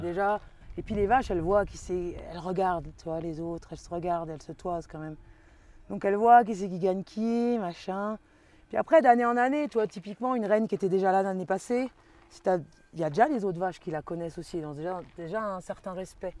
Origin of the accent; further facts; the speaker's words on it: Vendée, Pays de la Loire, France; moved away; Je suis en France, euh, de Vendée